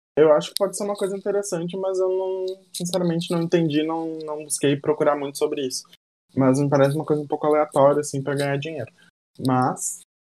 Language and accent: Portuguese; Porto Alegre, Rio Grande do Sul, Brazil; tanto eu quanto a Jaque, quanto o João a gente é aqui de Porto Alegre